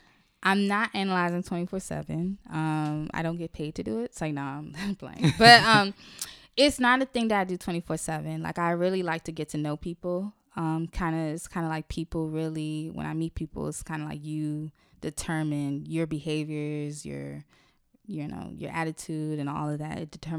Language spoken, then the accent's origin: English; Haiti; I'm from Haiti, Cameroon as well.